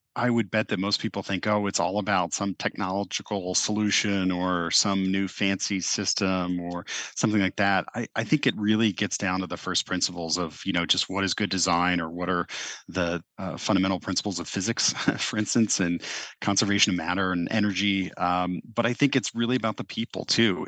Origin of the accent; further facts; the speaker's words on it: Cincinnati, Ohio, United States; growing up in the Midwest